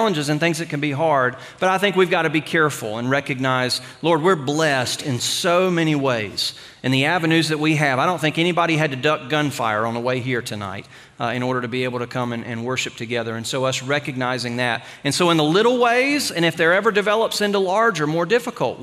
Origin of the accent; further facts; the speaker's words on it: United States; us as American Christians